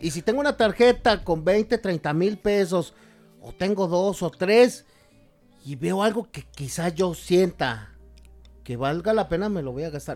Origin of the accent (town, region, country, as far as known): Mexico